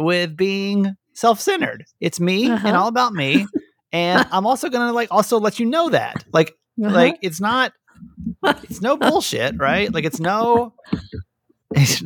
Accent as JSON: {"language": "English", "region": "Georgia", "country": "United States", "tie": "born or raised there", "also_born_or_lived": "San Diego", "moved": "yes", "said": "I grew up in Georgia"}